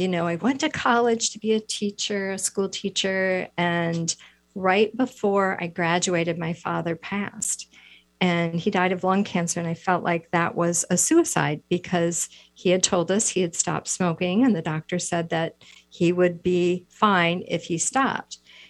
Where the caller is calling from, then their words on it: Wisconsin, United States; I am in the Midwest. I'm in Wisconsin, so we're a couple hours later.